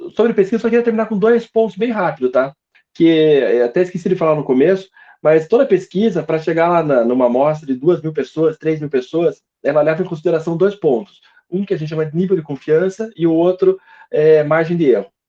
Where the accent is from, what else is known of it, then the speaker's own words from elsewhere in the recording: South Region, Brazil; aqui a gente é do Sul